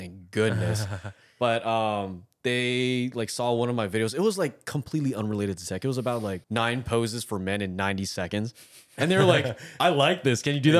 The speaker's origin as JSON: {"language": "English", "town": "Daly City", "region": "California", "country": "United States", "tie": "born or raised there", "moved": "as an adult", "lives_now": "New York, United States", "said": "3 generations in my hometown, a Filipino immigrant, because Daly City is the number 2 Filipino population in the world."}